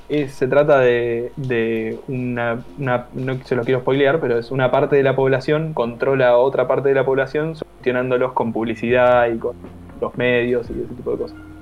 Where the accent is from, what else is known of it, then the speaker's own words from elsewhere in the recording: Tierra del Fuego, Argentina; also born or lived in Buenos Aires conurbano; now in Buenos Aires, Argentina; me estoy por mudar a, una provincia que es eh, Tierra del Fuego. Uh, que en realidad es donde yo nací, yo nací ahí, me crié ahí y después me vine para acá, para Buenos Aires.